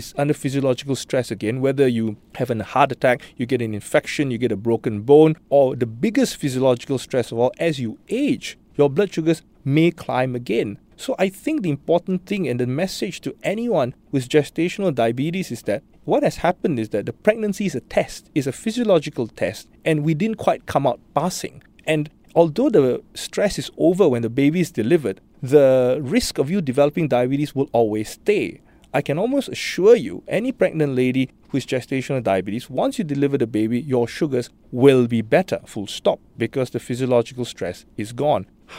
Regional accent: Singapore; I know I was joking about Singaporean being a risk factor, but I think our lifestyles and all that predispose the dev

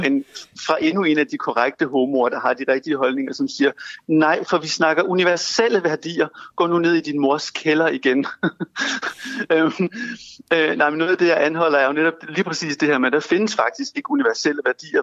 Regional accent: Denmark; vi som danskere

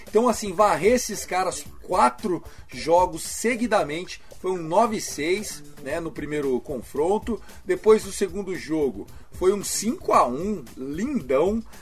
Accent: Minas Gerais, Brazil; E a gente é Mineiro

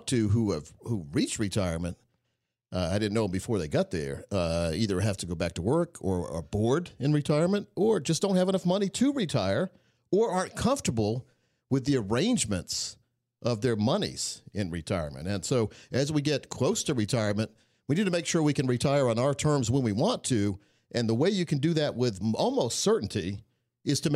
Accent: Scotland County, North Carolina, United States; I grew up in Scotland County, North Carolina, which is right on the border of North and South Carolina

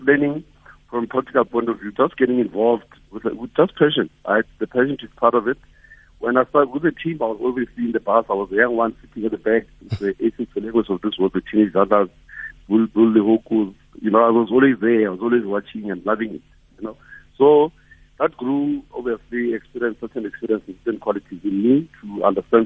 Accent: Soweto, Gauteng, South Africa; in Soweto, when we grew up in Midlands, I grew up in Midlands and Pefeni

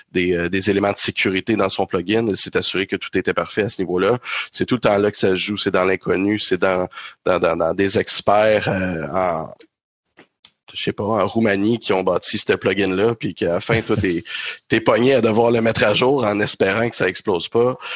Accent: Quebec, Canada; on est du Québec

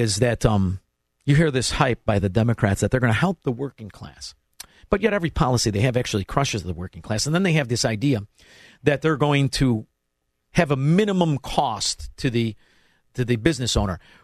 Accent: Melrose Park, Illinois, United States; also born or lived in Southwest Florida; now in Elmwood Park, United States; I'm from Melrose Park, but I live in Elmwood Park

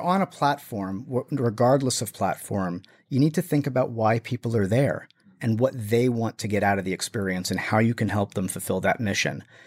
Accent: New Jersey, United States; also born or lived in Brooklyn, New York; I'm from New Jersey

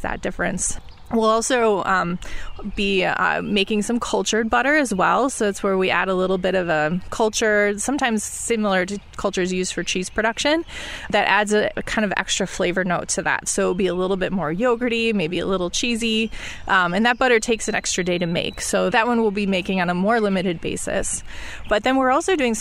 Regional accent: Mount Horeb, Wisconsin, United States; born or raised there

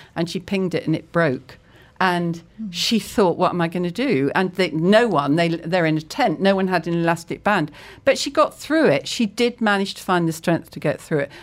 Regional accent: Cambridge, East of England, United Kingdom; I grew up in Cambridge

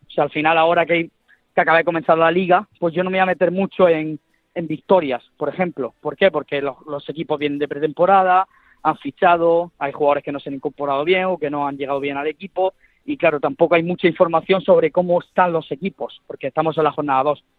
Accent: Almería, Andalusia, Spain; ahí en Almería, que es de donde yo soy

